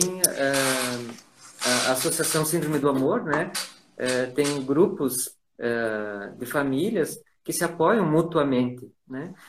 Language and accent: Portuguese; Ijuí, Rio Grande do Sul, Brazil; Eu sou do Sul